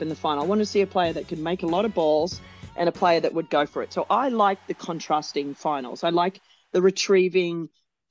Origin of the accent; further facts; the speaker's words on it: Australia; as an Australian